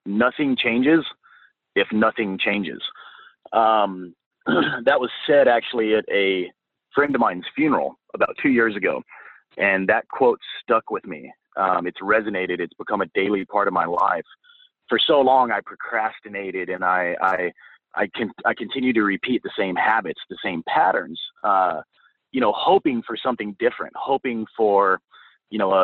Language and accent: English; Guntersville, Alabama, United States; now in Portland, United States; I grew up in a small town called Gunnersville, Alabama. It's in the northeast area of the state of Alabama